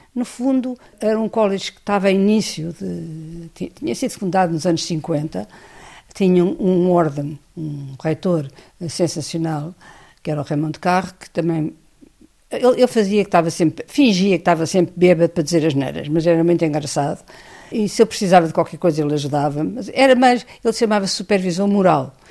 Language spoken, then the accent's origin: Portuguese; Portugal; moved away as an adult; Eu sou totalmente analfabeta, venho de Portugal